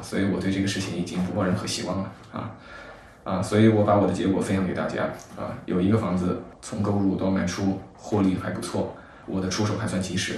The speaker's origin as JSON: {"language": "Chinese", "town": "Shiyan", "region": "Hubei", "country": "China", "tie": "born or raised there", "also_born_or_lived": "Guangzhou / Beijing", "moved": "as an adult", "said": "因为作为一个湖北的小城市，对吧？我家乡在实验室"}